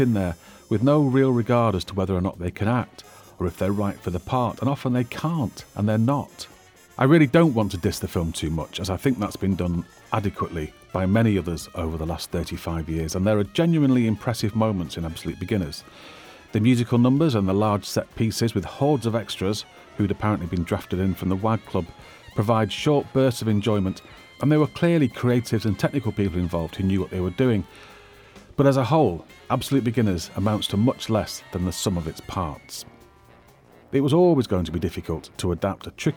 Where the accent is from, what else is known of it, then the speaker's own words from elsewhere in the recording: Manchester, North West England, United Kingdom; I'm a Mancunian